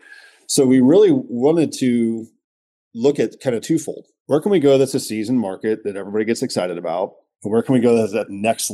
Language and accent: English; Midwest, United States; growing up in the Midwest